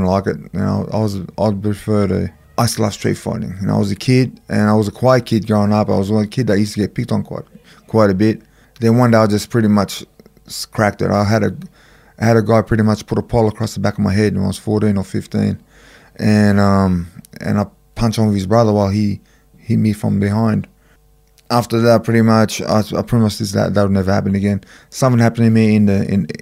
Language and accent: English; Sydney, New South Wales, Australia; I grew up in Marrickville.